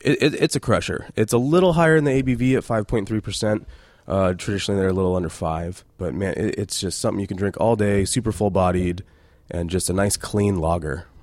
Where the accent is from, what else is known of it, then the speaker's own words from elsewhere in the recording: Reno, Nevada, United States; moved away as an adult; also born or lived in Temecula, California; So I grew up in Reno, Nevada, and just coming from small town, little Reno